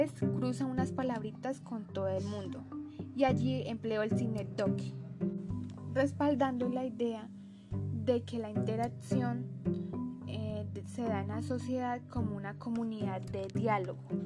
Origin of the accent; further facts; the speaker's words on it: Santander, Colombia; soy oriunda de Santander